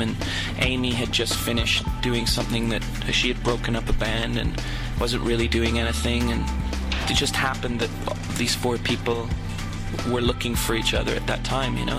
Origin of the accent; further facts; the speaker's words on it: Toronto, Ontario, Canada; moved away as an adult; also born or lived in New York; we grew up together and we played music in school together and we grew up in Toronto